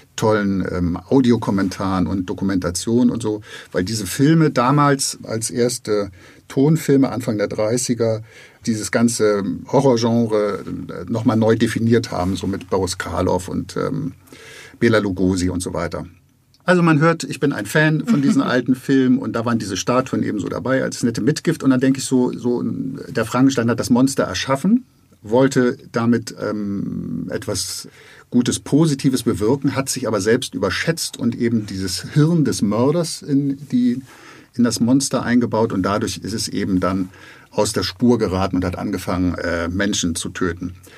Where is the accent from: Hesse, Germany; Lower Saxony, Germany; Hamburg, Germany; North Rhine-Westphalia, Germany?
Hamburg, Germany; als Hamburger